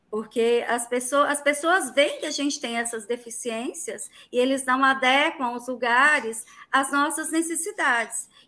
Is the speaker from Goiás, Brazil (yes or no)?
yes; Catalão, Goiás, Brazil; sou de Catalão, Goiás, né, centro-oeste de, de, do estado de Goiás